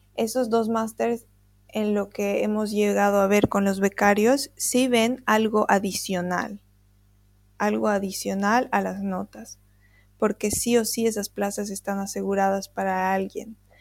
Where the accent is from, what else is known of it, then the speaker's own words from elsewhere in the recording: Bolivia; nosotros, bolivianos